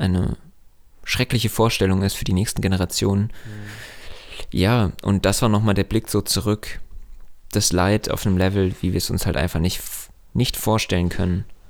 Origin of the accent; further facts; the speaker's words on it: Hesse, Germany; bei uns in Hessen